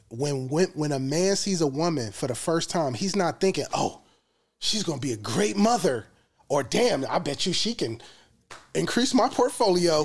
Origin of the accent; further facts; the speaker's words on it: United States; we as American black people